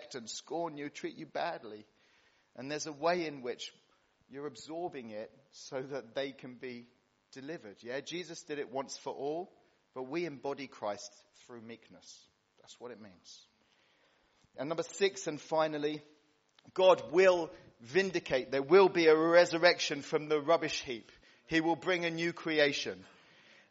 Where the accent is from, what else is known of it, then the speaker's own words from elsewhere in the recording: Cyprus; moved away; When I was a kid growing up in Cyprus